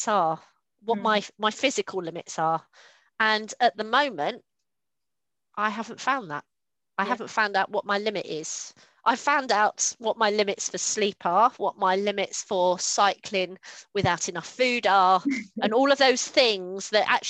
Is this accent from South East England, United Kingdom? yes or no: yes; Kent, South East England, United Kingdom; moved away; I grew up in Kent